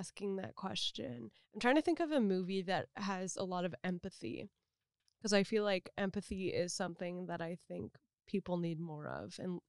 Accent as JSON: {"language": "English", "area": "San Francisco Bay Area", "region": "California", "country": "United States", "said": "I'm from the Bay"}